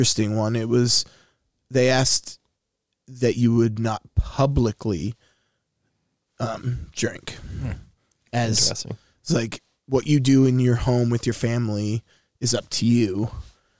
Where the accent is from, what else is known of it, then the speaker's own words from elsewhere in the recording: Wilmore, Kentucky, United States; I grew up in Wilmore, Kentucky